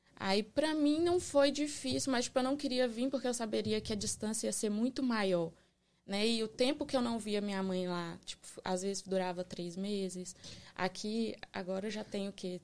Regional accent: Resplendor, Minas Gerais, Brazil; accent: mineiro; also born or lived in Belo Horizonte; now in United States; Eu sou de Minas Gerais.

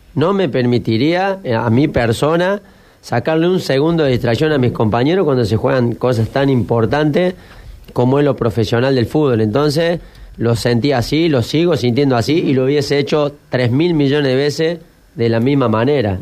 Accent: General Cabrera, Córdoba, Argentina; moved away; en los pueblos nuestros, Cabrera

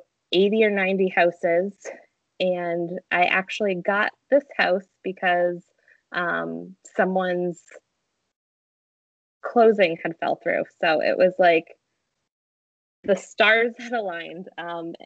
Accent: Massachusetts, United States; also born or lived in Savannah, Georgia; I moved from Savannah, Georgia, back home to Massachusetts

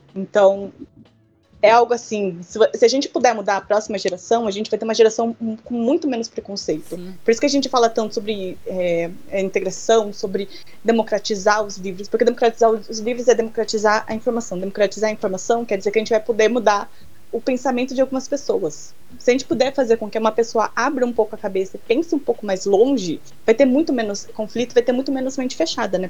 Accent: Brazil; moved away; also born or lived in Japan; Sendo brasileira

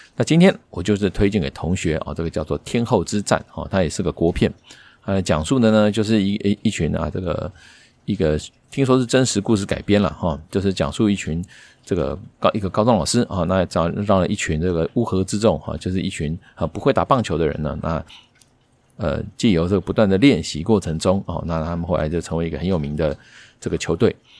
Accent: Taiwan; 我们台湾人啊，看东西还是习惯是看字幕

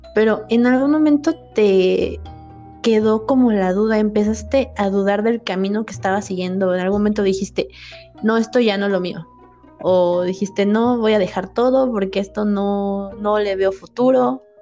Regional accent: Mexico City, Mexico; yo soy de la Ciudad de México, nací ahí

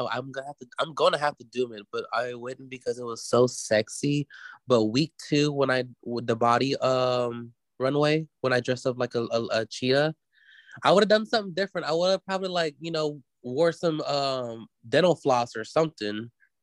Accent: the South, United States; you know, I'm from the South, baby.

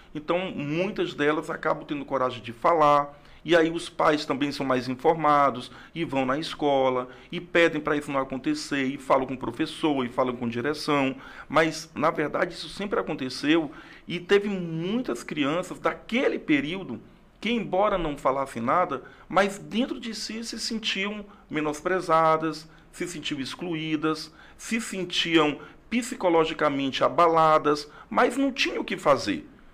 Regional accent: Rio Branco, Acre, Brazil; also born or lived in Tarauacá, Acre; nasci em Tarauacá no ano de 1975. Mas com dois anos vim para Rio Branco com meus pais, com minha família e estou aqui

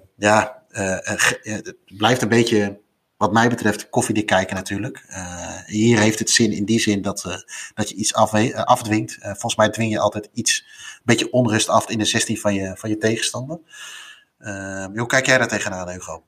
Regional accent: Netherlands; wij als Nederlanders

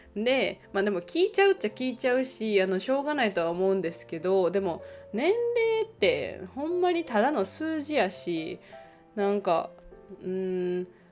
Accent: Japan; moved away as an adult; now in Finland; 私が日本の社会で育った

